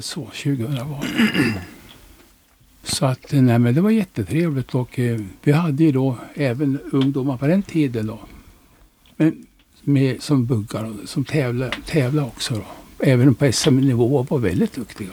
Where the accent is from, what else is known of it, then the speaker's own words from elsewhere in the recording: Norrland, Sweden; moved away as an adult; now in Västervik, Sweden; jag är norrlänning